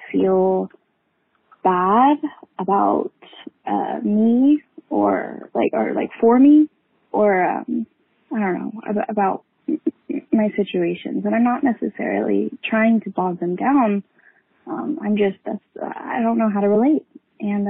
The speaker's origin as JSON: {"language": "English", "region": "Texas", "country": "United States", "said": "I'm from Texas"}